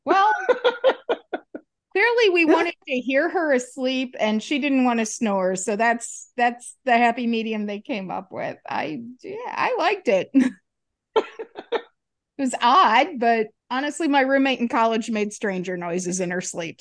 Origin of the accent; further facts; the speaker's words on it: Detroit, Michigan, United States; now in Atlanta, United States; I grew up in Detroit